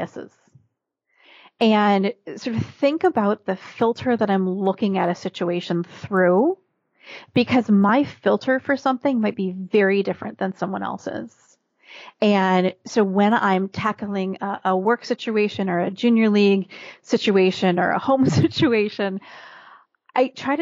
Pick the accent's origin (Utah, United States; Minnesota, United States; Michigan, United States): Minnesota, United States; also born or lived in Northeast United States; now in Northeast, United States; I was born and raised in Minnesota. So a very typical Midwestern upbringing.